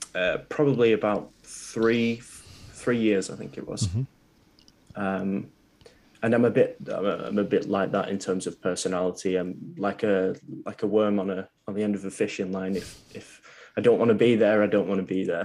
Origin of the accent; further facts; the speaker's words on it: Preston, North West England, United Kingdom; a place called Preston. It's about half an hour from Manchester